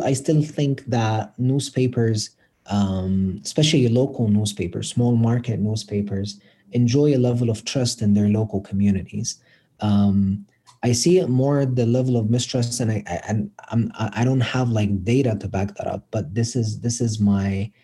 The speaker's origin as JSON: {"language": "English", "town": "Cairo", "region": "Cairo Governorate", "country": "Egypt", "also_born_or_lived": "Colorado, United States", "moved": "as an adult", "lives_now": "United States", "said": "being from Egypt, and I'm from Cairo, so this is the capital"}